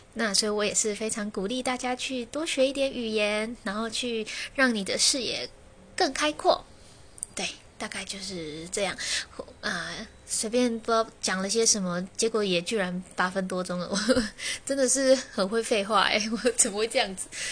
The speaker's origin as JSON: {"language": "Chinese", "country": "Taiwan", "said": "我们台湾人"}